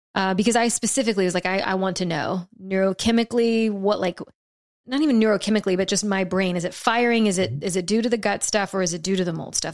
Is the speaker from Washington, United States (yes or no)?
no; South Louisiana, United States; now in Texas, United States; growing up in South Louisiana